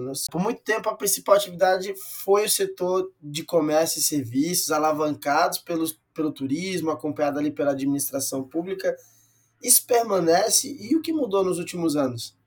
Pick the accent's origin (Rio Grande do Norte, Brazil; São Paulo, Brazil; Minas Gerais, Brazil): Rio Grande do Norte, Brazil; moved away; Rio Grande do Norte, a terra onde eu cresci e que eu amo demais